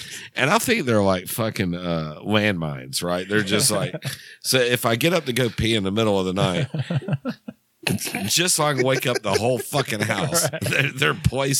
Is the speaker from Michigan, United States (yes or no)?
no; Lawrenceville, Georgia, United States; I'm from Lawrenceville, Georgia, sir.